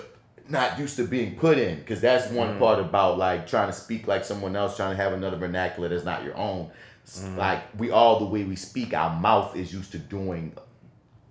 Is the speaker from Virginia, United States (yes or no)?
no; New Orleans, Louisiana, United States; accent: New Orleans; my New Orleans accent